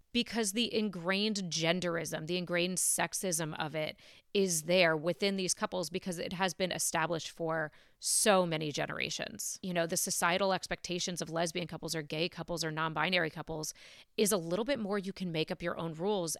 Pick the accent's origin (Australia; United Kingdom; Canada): Canada; now in United States; I'm Canadian and my mom was a doctor in Canada